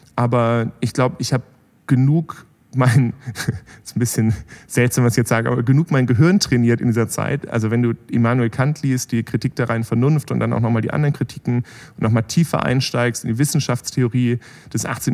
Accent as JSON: {"language": "German", "region": "Bremen", "country": "Germany", "tie": "born or raised there", "also_born_or_lived": "Berlin", "moved": "as an adult", "lives_now": "Heilbronn, Germany", "said": "ich bin da, da in Bremen aufgewachsen"}